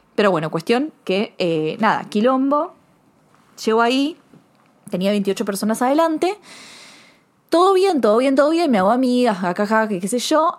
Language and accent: Spanish; Argentina; also born or lived in Buenos Aires; soy argentina, porque me crié en un país de que si no sabes colarte